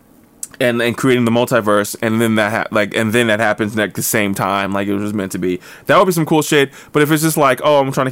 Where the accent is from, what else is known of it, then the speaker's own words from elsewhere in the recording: New Jersey, United States; I grew up in North Jersey